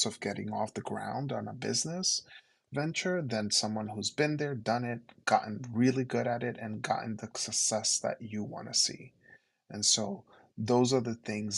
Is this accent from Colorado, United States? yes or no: no; New York City, New York, United States; first language Spanish; English is a second language; as a New Yorker, both from Queens and from Brooklyn, and working in Harlem